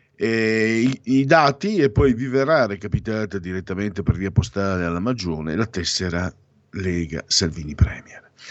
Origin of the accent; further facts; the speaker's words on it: Italy; dalle mie parti, parlo del Friuli, Pordenone, Treviso